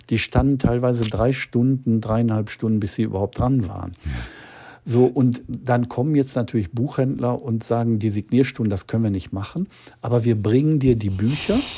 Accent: Gelsenkirchen, North Rhine-Westphalia, Germany; als Kind in Gelsenkirchen habe ich natürlich schlecht Luft gekriegt, weil da waren die Fabriken und viel Dreck in der Luft.

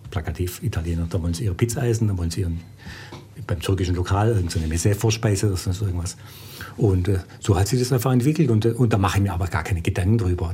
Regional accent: Stuttgart, Baden-Württemberg, Germany; also born or lived in Korb; ich bin eigentlich eher Schwabe wie Grieche. Also ich bin ja in Stuttgart geboren

